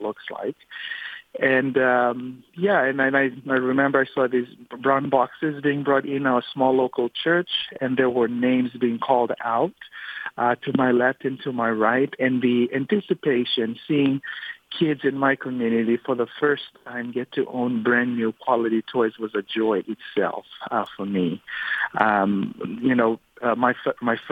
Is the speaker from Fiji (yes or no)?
yes; Fiji; now in United States; Growing up in Fiji is a little bit different than growing up here in America